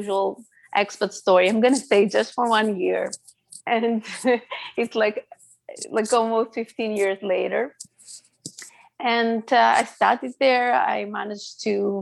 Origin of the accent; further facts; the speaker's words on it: Greece; first language Greek; English is a second language; moved away as an adult; now in Netherlands; I was born in Greece by a Greek father and an Assyrian mother